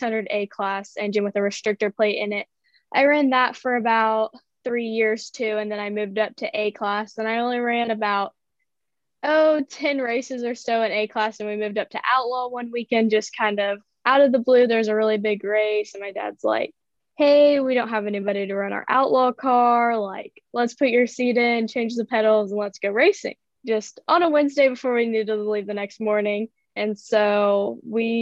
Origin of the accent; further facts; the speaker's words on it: Bixby, Oklahoma, United States; I'm from Bixby, Oklahoma. I'm 16.